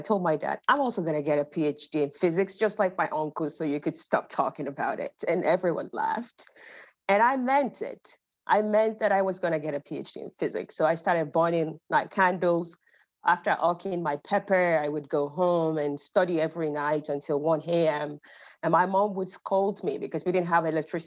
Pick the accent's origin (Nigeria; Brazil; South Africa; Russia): Nigeria; Ibadan, Oyo; also born or lived in Finland / Canada; now in United States; I'm originally Nigerian. I grew up in Ibadan, Nigeria.